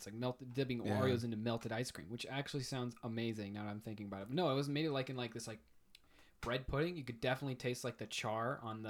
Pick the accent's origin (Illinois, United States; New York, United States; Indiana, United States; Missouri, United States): Missouri, United States; moved away; I'm from Missouri.